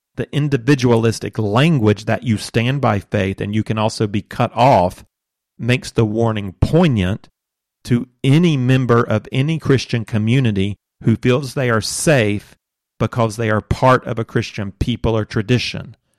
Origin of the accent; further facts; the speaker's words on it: United States; as an American working cross culturally